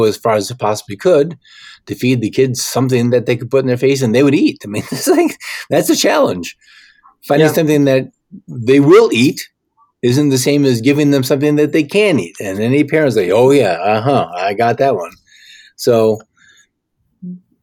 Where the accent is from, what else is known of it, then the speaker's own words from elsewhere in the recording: Michigan, United States; I'm from Michigan, not too far away from Ohio.